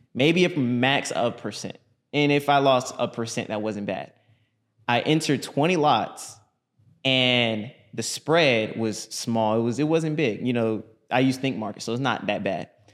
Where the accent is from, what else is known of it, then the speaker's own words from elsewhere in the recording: Orlando, Florida, United States; I'm from Orlando, Florida